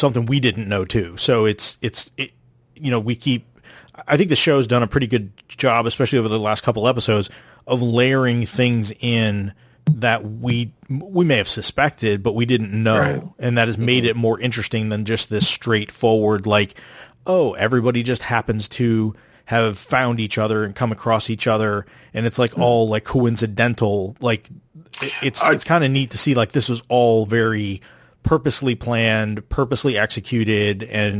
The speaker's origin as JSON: {"language": "English", "region": "the South", "country": "United States", "tie": "born or raised there", "said": "especially growing up in the South where you don't have like snow and winter and things like"}